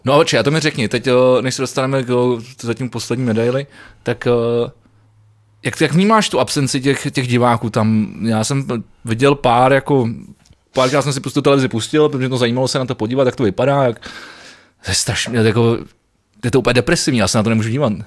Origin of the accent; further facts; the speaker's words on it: Mladá Vožice, South Bohemian Region, Czechia; když jsem mal jako malý ve Vožici a- Malá Vožice, dneska poprvé, jsem, jsem chodil koledovat